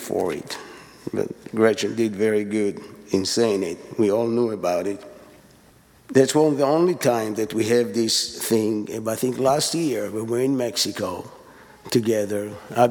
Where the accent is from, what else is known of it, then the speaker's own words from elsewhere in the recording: Israel; English is a second language; now in East Texas, United States; I'm the other family from Israel